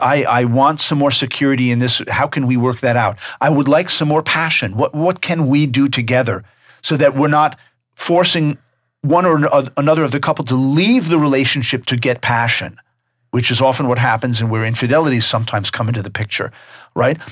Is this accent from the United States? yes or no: yes; New York, United States; also born or lived in Tucson; now in North Carolina, United States; I'm from New York